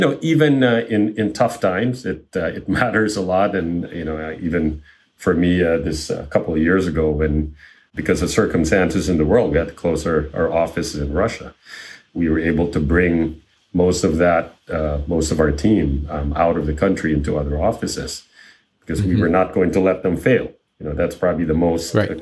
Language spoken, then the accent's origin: English; Manila, Metro Manila, Philippines; moved away as an adult; also born or lived in Chicago, United States; now in United States; I grew up in Manila, the capital of the Philippines